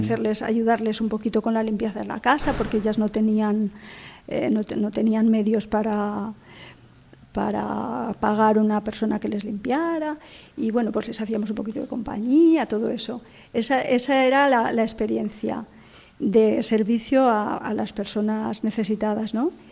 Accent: Spain; moved away as an adult; now in Morocco; en Vétera, en mi pueblo

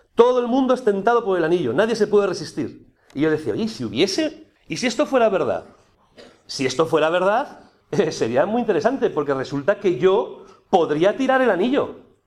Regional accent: Aragon, Spain; yo soy aragonés

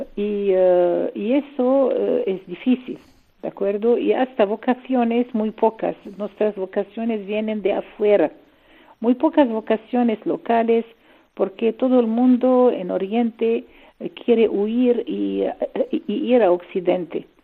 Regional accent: Lebanon; Spanish is a second language; moved away; also born or lived in Syria; Mi madre es libanesa y yo nací en Líbano y tengo la nacionalidad libanesa.

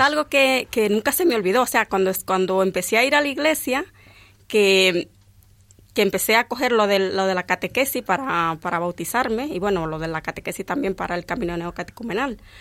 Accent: Dominican Republic; now in Valdemoro, Spain; yo nací en un, en un pueblo muy pequeño, allí en mi país, y en aquel pueblo no, no había iglesia.

